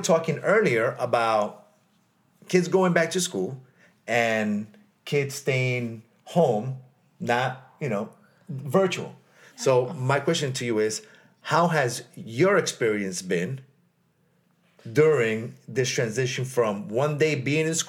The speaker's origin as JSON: {"language": "English", "country": "United States", "said": "I am an American as well"}